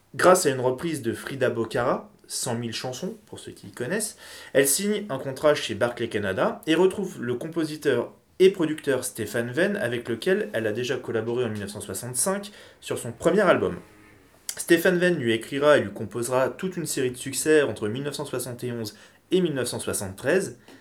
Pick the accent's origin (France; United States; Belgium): France; ici chez nous, en France